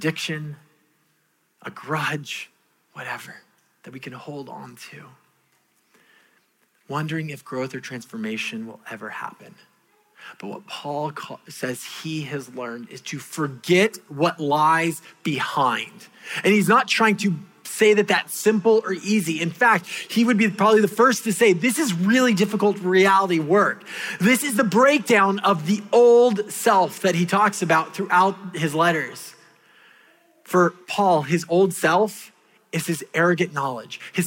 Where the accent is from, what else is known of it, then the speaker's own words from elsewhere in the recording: California, United States; moved away; my home country of California